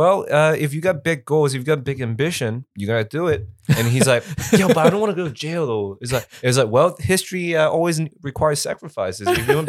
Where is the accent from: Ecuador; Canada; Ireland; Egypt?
Canada; Toronto, Ontario; I was like, oh, yeah, no, I'm from Toronto. We're from Canada and shit.